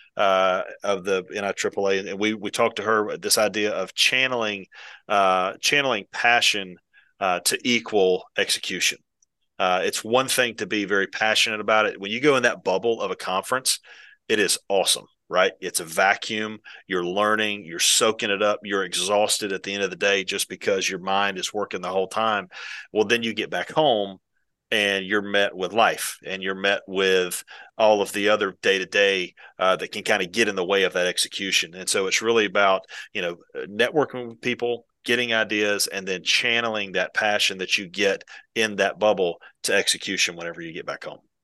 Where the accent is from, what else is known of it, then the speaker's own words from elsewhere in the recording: Valdosta, Georgia, United States; moved away; I'm originally from South Georgia. I, my dad coached at Valdosta High School for thirty-five years.